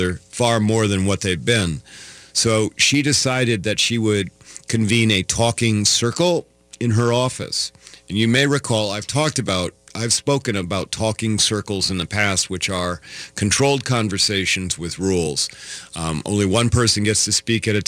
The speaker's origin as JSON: {"language": "English", "region": "Iowa", "country": "United States", "tie": "born or raised there", "moved": "yes", "said": "I grew up in Iowa and I was in the 60s and 70s, and I lived there in the 80s and 90s and 2000s"}